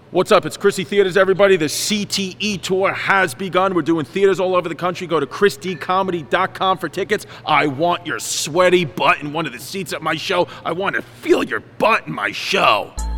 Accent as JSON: {"language": "English", "town": "New York City", "region": "New York", "country": "United States", "tie": "born or raised there", "also_born_or_lived": "Staten Island", "said": "We grew up in New York."}